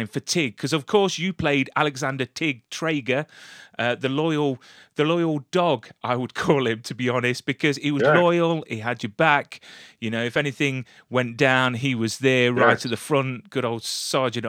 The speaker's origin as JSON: {"language": "English", "country": "United Kingdom", "said": "coming from the UK"}